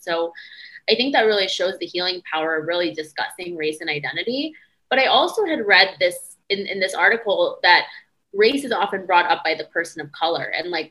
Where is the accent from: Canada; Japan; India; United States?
India; this wedding is really highlighting that I'm Indian. I'm like a person of color.